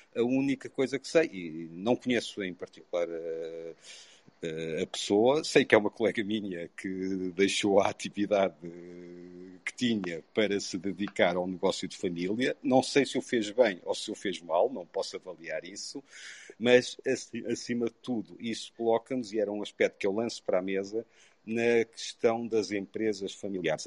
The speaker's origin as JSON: {"language": "Portuguese", "town": "Covilhã", "region": "Centro", "country": "Portugal", "moved": "yes", "lives_now": "Lisbon, Portugal", "said": "Sou, apesar de viver há longos anos em Lisboa, sou da Beira Baixa, sou da Covilhã"}